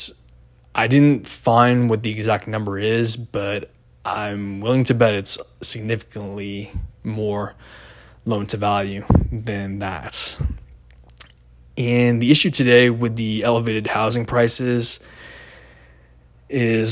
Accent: Seattle, Washington, United States; I grew up in the Seattle area

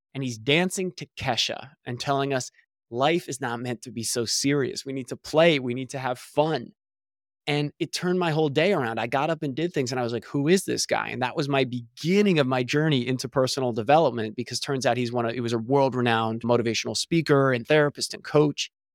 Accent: New Jersey, United States; moved away as an adult; also born or lived in Pennsylvania; now in Southern California, United States; I was born and raised in New Jersey

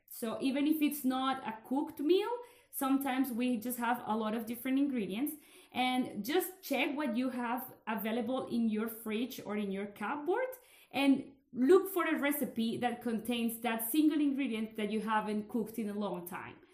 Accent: Colombia; now in Belgium; we live here in Belgium, but I come from Colombia

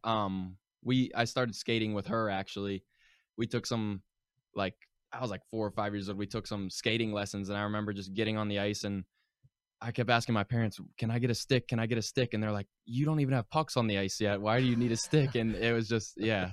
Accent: Pittsburgh, Pennsylvania, United States; moved away; joined my first um, organized hockey team whenever I, I, was five years old, and um, it was the Pittsburgh Predators okay. at um, Ice Castle in Castle Shannon area

